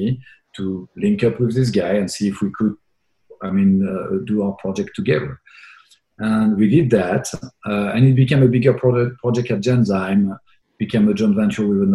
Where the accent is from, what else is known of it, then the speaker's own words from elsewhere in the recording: France; English is a second language; moved away as an adult; now in Boston, United States; I'm born in France. I was born in France from a French family.